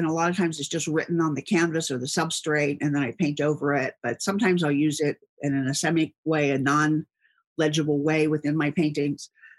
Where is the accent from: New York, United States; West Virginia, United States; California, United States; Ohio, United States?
Ohio, United States; Cincinnati; And the area that I grew up here in Cincinnati on the west side is a lot of family-owned businesses.